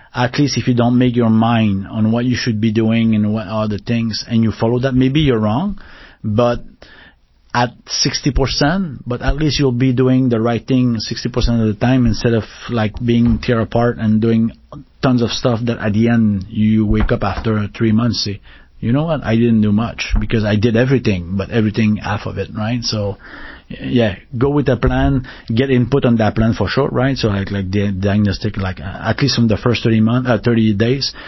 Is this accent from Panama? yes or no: no; Canada; accent: French Canadian; English is a second language; moved away; also born or lived in Paris, France; we speak super fast, right? So in like uh, French Canadian, so we and we don't articulate as much as they articulate